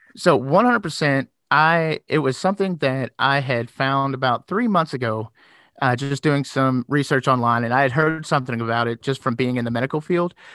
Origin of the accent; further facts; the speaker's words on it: Louisville, Kentucky, United States; accent: southern twang; now in Indiana, United States; I'm originally from Louisville, Kentucky